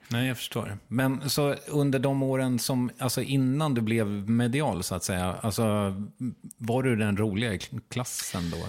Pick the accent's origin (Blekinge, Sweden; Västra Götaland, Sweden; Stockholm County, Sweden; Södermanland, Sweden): Södermanland, Sweden; Strängnäs; från Strängnäs